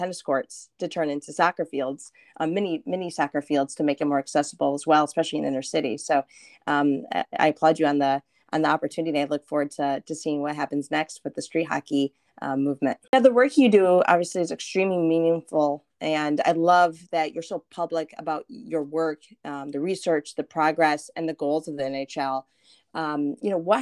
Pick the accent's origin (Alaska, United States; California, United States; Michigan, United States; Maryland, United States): Michigan, United States; Flint; also born or lived in Detroit; growing up for me, I'm from, you know, Flint, Detroit.